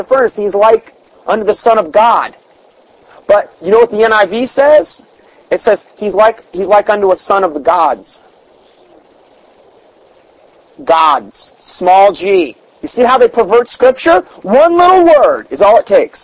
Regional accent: Salem, Ohio, United States; I was born in Salem, Ohio

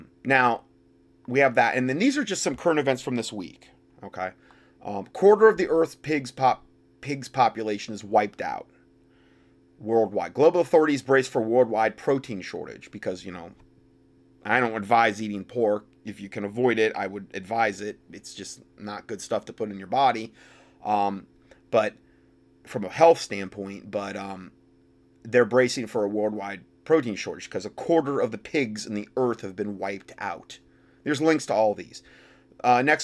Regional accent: North Carolina, United States; my home state here of North Carolina.

